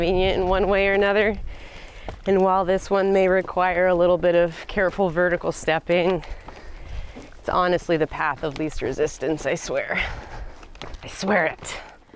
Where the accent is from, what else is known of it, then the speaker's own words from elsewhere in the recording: San Diego, California, United States; I grew up in San Diego